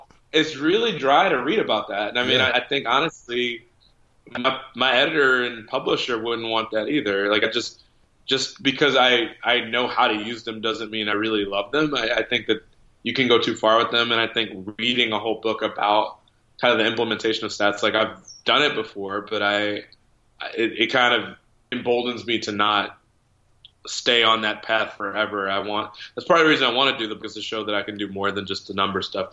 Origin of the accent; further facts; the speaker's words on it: Chicago, Illinois, United States; I grew up in Chicago